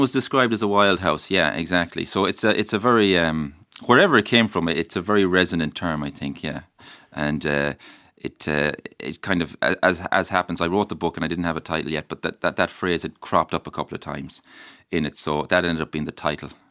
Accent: Mayo, Connacht, Ireland; the place I love where I'm from

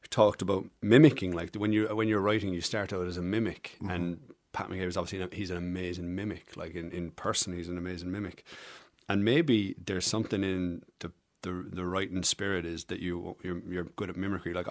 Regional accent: England, United Kingdom; now in Ireland; But within a week, I was I was Irish. I wasn't let forget that I came from England for quite some time.

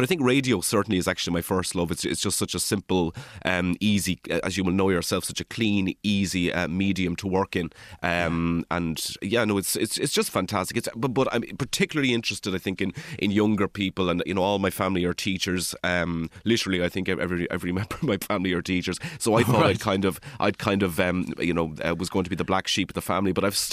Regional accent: Kilmuckridge, Leinster, Ireland; moved away as an adult; also born or lived in Dublin; now in Glasgow, United Kingdom; I'm originally from Kilmuckridge

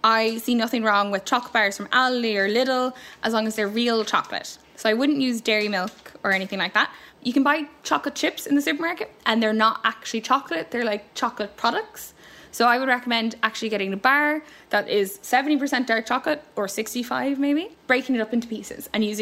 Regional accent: United States; now in Carrickmacross, Ireland; I grew up in America

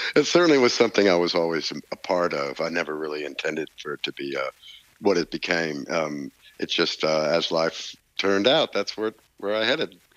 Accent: Nashville, Tennessee, United States; growing up in Nashville, particularly in the 60s and 70s as I was a young man.

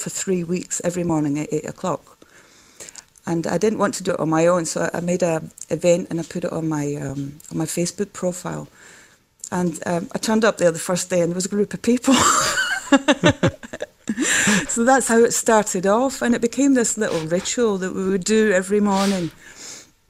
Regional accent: Netherlands; accent: Scottish; also born or lived in Glasgow, Scotland; my parents emigrated when I was 4. So I basically grew up in Holland

